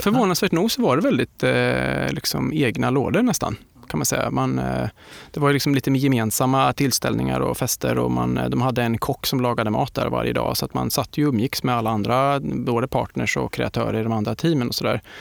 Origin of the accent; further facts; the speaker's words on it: Linköping, Östergötland, Sweden; i skogarna utanför Linköping där jag kommer ifrån